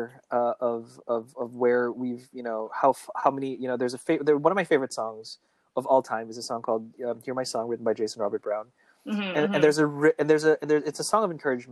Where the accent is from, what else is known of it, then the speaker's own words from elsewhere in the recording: Philippines; we're Filipino for the most part